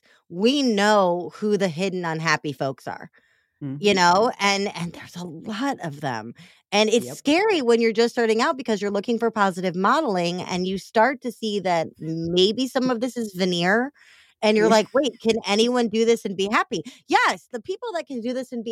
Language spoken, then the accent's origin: English; Missouri, United States; I'm from the fake South, AKA Missouri